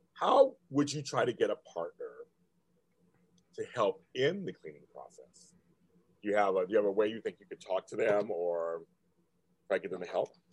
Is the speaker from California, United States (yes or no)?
yes; California, United States; I'm from California State